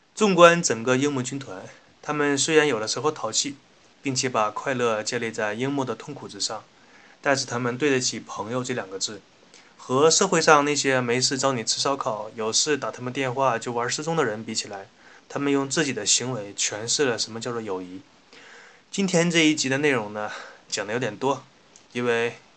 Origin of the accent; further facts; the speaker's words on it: Northeast China, China; accent: Northeastern Mandarin; 请允许我用家乡话、东北话为大家转述